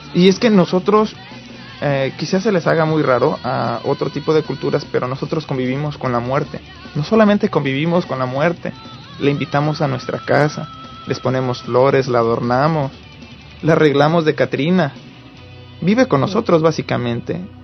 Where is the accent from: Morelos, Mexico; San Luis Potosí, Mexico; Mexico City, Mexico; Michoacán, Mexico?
Morelos, Mexico; now in United States; yo soy de Morelos, del estado de Morelos